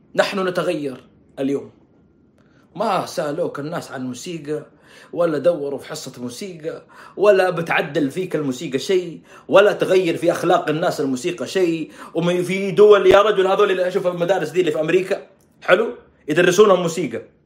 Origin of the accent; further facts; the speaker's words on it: Saudi Arabia; عندنا في السعوديه